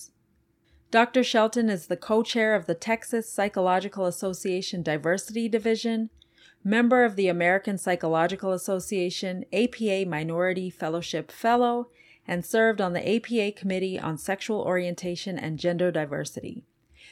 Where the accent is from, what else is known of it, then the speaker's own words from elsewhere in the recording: Canada; I'm from Canada, so kind of close